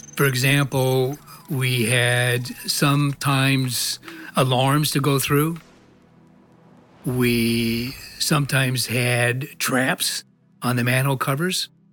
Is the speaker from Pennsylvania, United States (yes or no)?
no; Iowa, United States; moved away as an adult; I was born in Iowa, in a small town. I was raised there